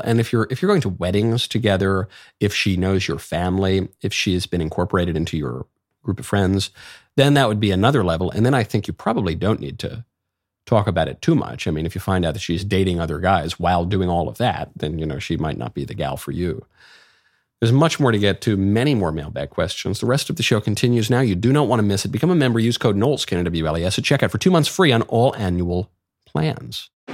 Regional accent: United States; as an American

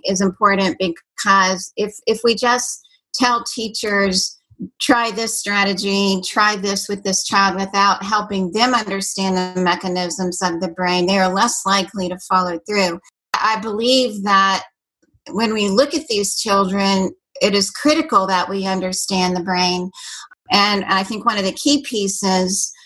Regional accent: Washington, District of Columbia, United States; moved away; also born or lived in Fort Worth, Texas; But I grew up in the Washington, D.C. area

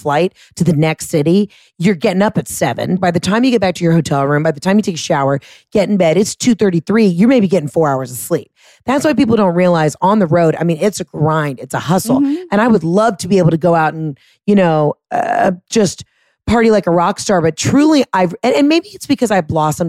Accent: Fresno, California, United States; And we're from Fresno.

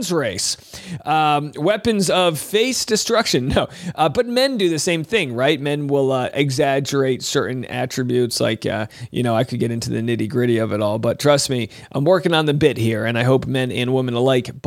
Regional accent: Newport, Rhode Island, United States; moved away; Newport, Rhode Island, my hometown

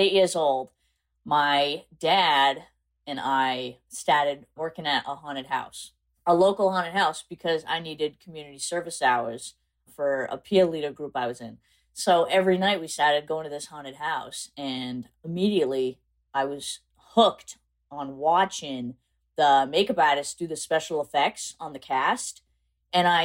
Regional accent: South Coast, Massachusetts, United States; I'm actually from South Coast, Massachusetts

